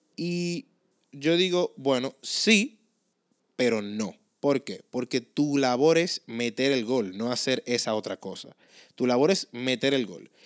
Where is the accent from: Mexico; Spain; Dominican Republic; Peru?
Dominican Republic; accent: Dominican; ese vernáculo de nosotros los dominicanos